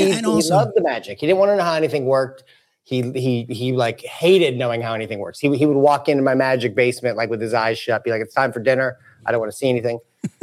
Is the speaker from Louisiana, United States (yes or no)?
no; St. Louis, Missouri, United States; St. Louis.